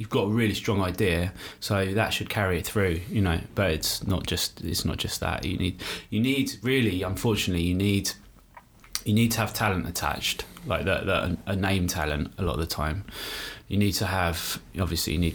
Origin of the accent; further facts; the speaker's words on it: Brighton, South East England, United Kingdom; I grew up in Brighton.